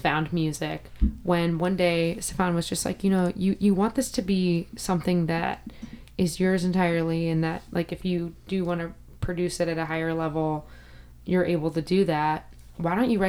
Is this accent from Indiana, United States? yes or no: yes; Northwest Indiana, United States; now in Chicago, United States; I'm from Northwest Indiana, so I'm only an hour from Chicago